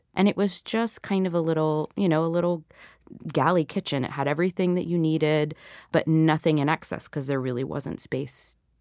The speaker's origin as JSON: {"language": "English", "town": "Atlanta", "region": "Georgia", "country": "United States", "tie": "born or raised there", "also_born_or_lived": "Puerto Rico", "said": "the island where I was born, but where I hadn't grown up, you know? So, I, I grew up in Atlanta"}